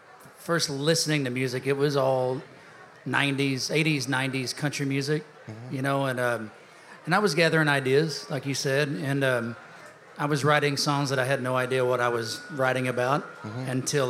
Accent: Texas, United States; born there; I was born in Texas, and it took me about 20 years to get back to Texas, but my heart is right in between the Red River.

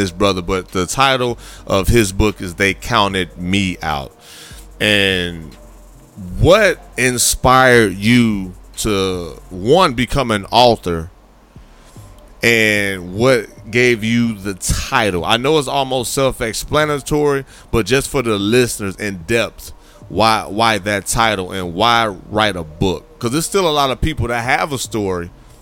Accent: Gary, Indiana, United States; I grew up in Gary, Indiana.

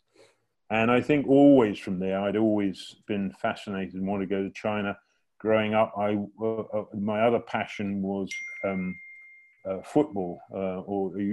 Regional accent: England, United Kingdom; moved away as an adult; at school when living in England

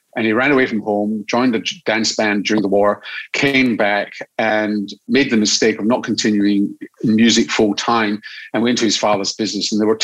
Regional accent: Glasgow, Scotland, United Kingdom; accent: Scottish; now in Australia; Yeah, well, I grew up in Glasgow. My parents, despite the fact that I still speak with a very strong Scottish accent, there's not a drop of Scottish blood running right in my veins. Well, it depends what you call Scottish blood. I mean, I was born in Scotland, traditional Scottish blood.

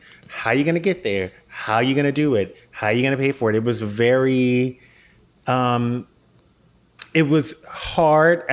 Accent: Louisiana, United States; I'm from Louisiana

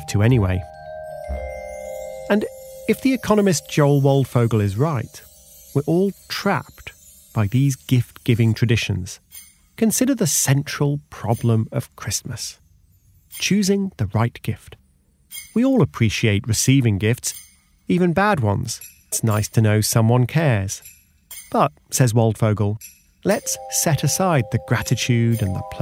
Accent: United Kingdom; the UK, my home country

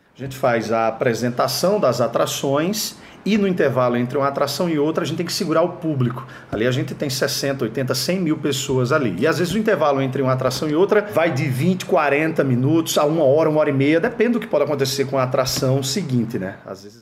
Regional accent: Campina Grande, Paraíba, Brazil

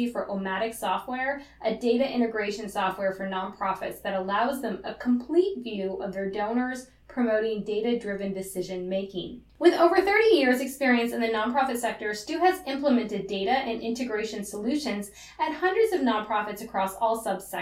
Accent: Upper Peninsula of Michigan, United States; moved away

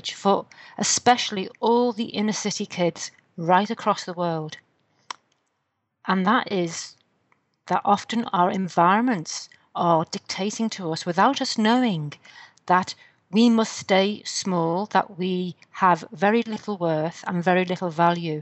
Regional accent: Liverpool, North West England, United Kingdom; I come from Liverpool in the UK

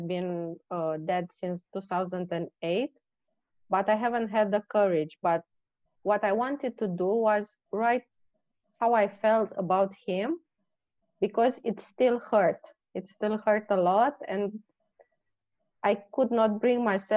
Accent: Romania; moved away; I come from Romania

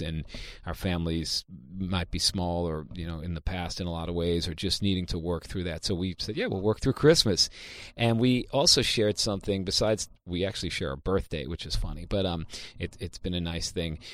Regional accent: New York City, New York, United States; I'm from Queens, New York.

